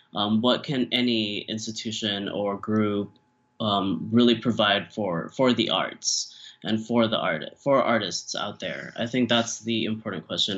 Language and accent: English; Philippines; now in Chicago, United States; as a person of color as a Filipino